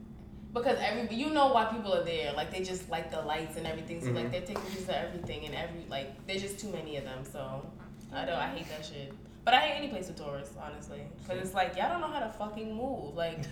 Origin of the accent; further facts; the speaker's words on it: New York, United States; we're all from New York